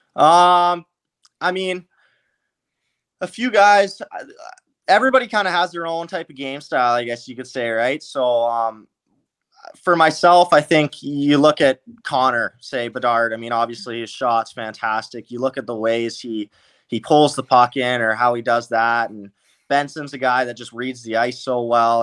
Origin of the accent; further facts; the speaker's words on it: Langley, British Columbia, Canada; I'm from Langley, so that's about an hour and a half away